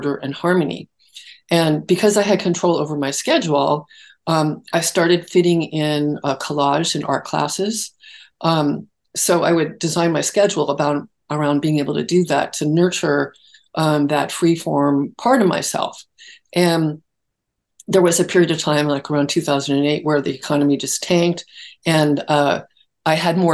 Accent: Los Altos Hills, California, United States; On the San Francisco Peninsula. Okay. In Los Altos Hills

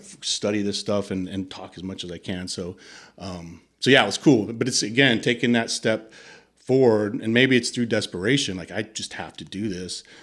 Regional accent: United States; moved away as an adult; also born or lived in Italy; I'm the American

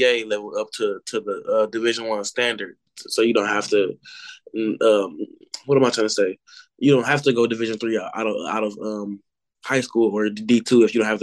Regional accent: Milwaukee, Wisconsin, United States; we're from Milwaukee

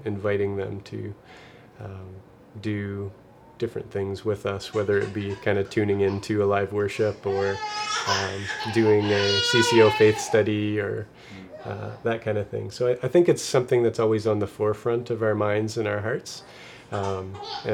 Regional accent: Nova Scotia, Canada; I'm from Nova Scotia

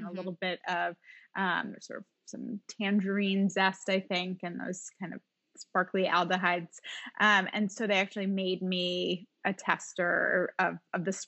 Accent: Watertown, Massachusetts, United States; moved away as an adult; also born or lived in Connecticut; now in New York, United States; I grew up in Watertown, Massachusetts, but I went to college in Connecticut.

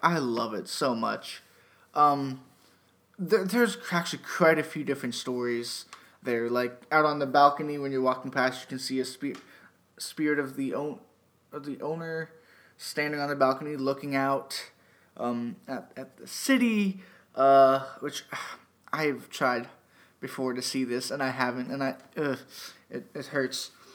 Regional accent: Erie, Pennsylvania, United States; moved away; Erie, PA, my hometown

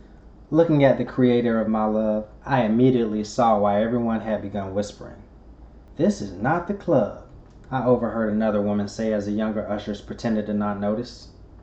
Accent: the South, United States; Growing up in the South, church was a big part of our lives.

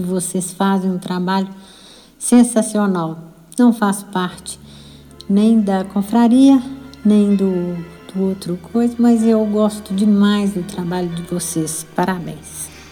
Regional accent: Belo Horizonte, Minas Gerais, Brazil; eu sou de Belo Horizonte

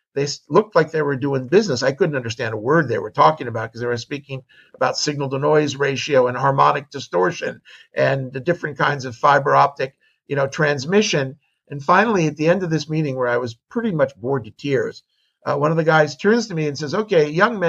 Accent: California, United States; now in Israel; I grew up in California

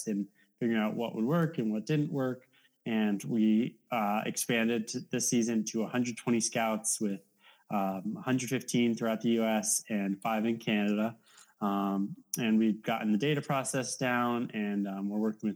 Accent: Monroe, Connecticut, United States; I'm from Monroe, Connecticut

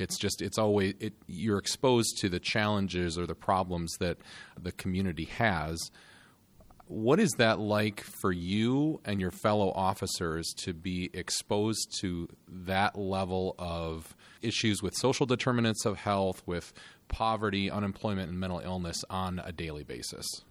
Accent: Grand Rapids, Michigan, United States; Grand Rapids, which happens to be my hometown and where I now live.

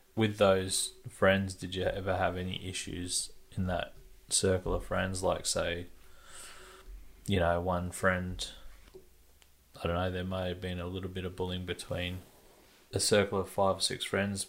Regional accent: Perth, Western Australia, Australia; growing up in Perth, at one stage I was early teens, maybe.

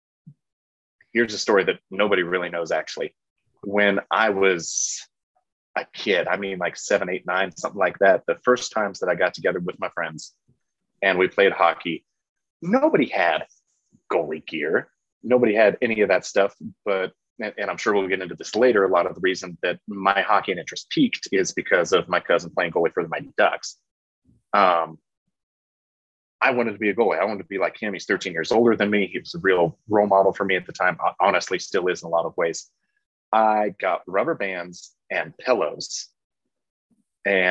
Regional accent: Frankfort, Kansas, United States; I grew up in Frankfort, Kansas

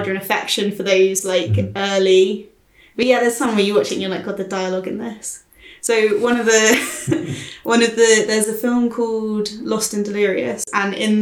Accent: near Guildford, South East England, United Kingdom; I used to go to the HMV in Guildford, near my hometown

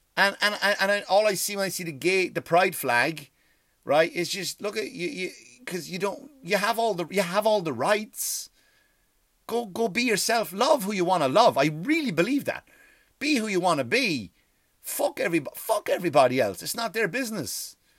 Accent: Ireland; I love being Irish

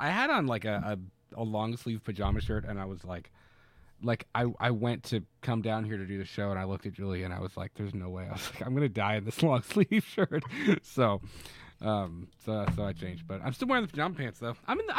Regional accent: Florida, United States; now in Kentucky, United States; I will speak bad on my home state. Florida is full of crackheads.

